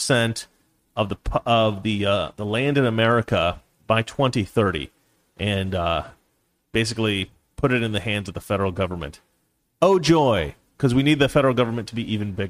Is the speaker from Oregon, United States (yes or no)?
yes; Oregon, United States; also born or lived in Washington; my home state of Oregon, and Washington, where my family lived for many years.